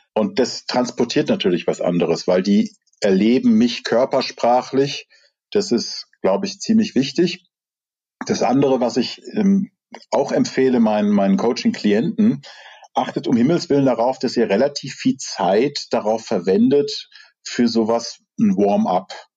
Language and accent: German; Rhineland, Germany; ich komme aus dem Rheinland